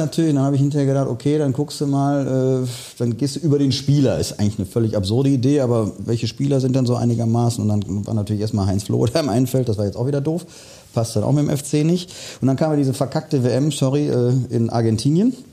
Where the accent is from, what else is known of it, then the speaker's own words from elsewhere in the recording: Remscheid, North Rhine-Westphalia, Germany; dann komme ich ja gebürtig aus dem Bergischen, durfte leider nicht in der schönsten Stadt der Welt das Licht erblicken, also aus Remscheid